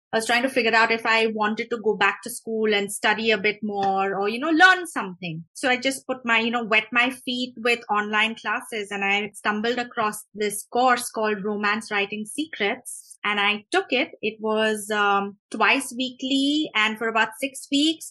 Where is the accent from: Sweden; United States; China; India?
India; Mumbai, Maharashtra; moved away; I grew up in Mumbai.